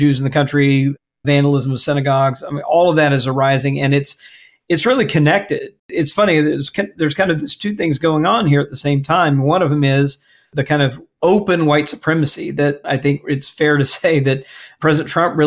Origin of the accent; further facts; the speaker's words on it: Mississippi, United States; I grew up in Mississippi